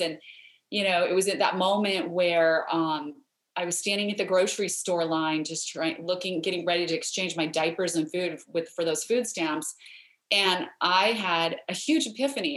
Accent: Idaho, United States; I grew up in Idaho where we have a lot of potatoes, but we don't have mangoes

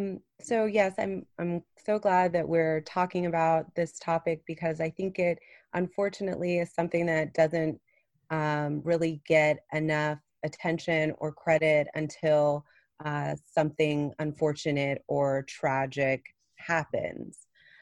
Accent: Plano, Texas, United States; I grew up here in Plano, right outside of Dallas.

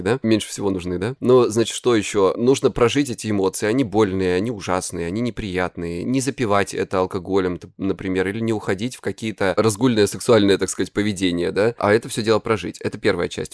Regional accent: Krasnodar Krai, Russia; я с Кубани

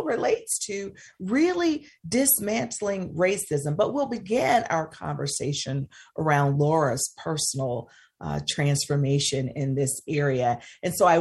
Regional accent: the South, United States; It comes from growing up in the South

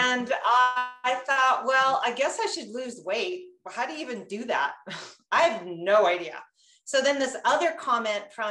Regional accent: Castlegar, British Columbia, Canada; I grew up in Castlegar, a small town. And I grew up in a Russian community.

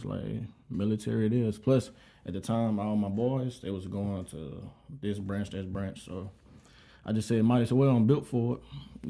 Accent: Monroe, Louisiana, United States; moved away as an adult; now in Savannah, United States; I'm from originally Monroe, Louisiana, 318 Stand Up.

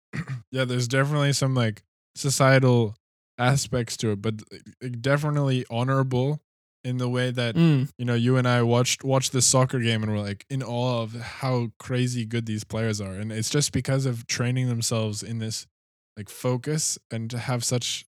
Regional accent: Canada; now in Australia; I'm not so used to the, like, Australian system either, because I came from Canada.

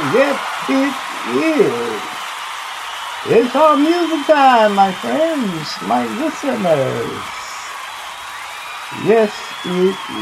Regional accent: Houston, Texas, United States; now in Ohio, United States; Houston, Texas, you my hometown

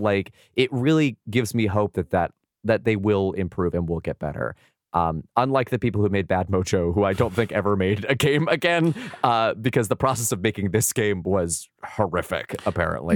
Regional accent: San Diego, California, United States; I grew up in San Diego

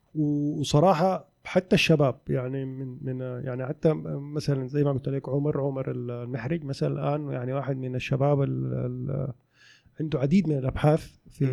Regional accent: Sudan; also born or lived in Khartoum; now in Saudi Arabia; في السودان عندنا

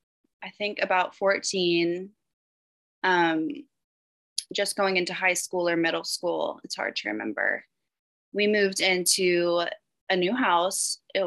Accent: the South, United States; And I do still say y'all, and I feel like maybe that's the only way you would know I was from the South.

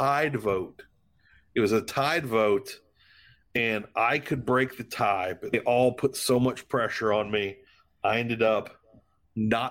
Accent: DeRidder, Louisiana, United States; moved away; also born or lived in Lake Charles, Louisiana; I grew up in DeRidder, Louisiana, which is just north of Lake Charles, Louisiana.

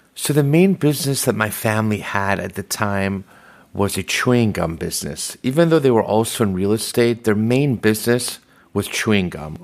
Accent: Los Angeles, California, United States; also born or lived in Tehran, Iran; I was born in Tehran, Iran, and led to us immigrating to the United States, specifically Los Angeles, in nineteen seventy-eight.

